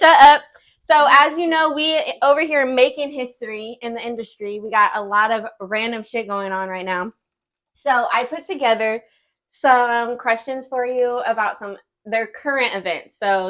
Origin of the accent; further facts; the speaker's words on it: Jamaica; I'm Jamaican.